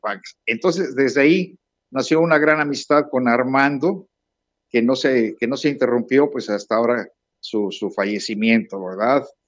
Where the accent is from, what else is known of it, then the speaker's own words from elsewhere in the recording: Puebla, Mexico; also born or lived in Bristol; now in Mazatlán, Mexico; soy un poblano en el exilio desde hace 50 eh, años